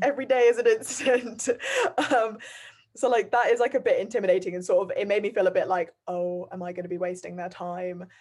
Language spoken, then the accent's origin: English; Bath, South West England, United Kingdom; also born or lived in Guernsey; I'm from Bath